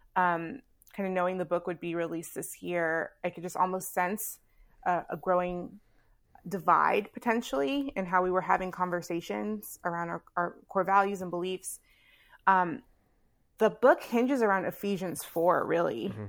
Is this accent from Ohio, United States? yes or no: no; Houston, Texas, United States; now in Chicago, United States; Born and raised in Houston